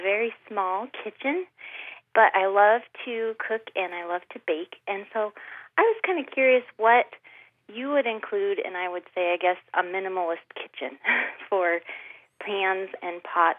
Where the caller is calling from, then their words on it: Pella, Iowa, United States; I'm calling from Pella, Iowa.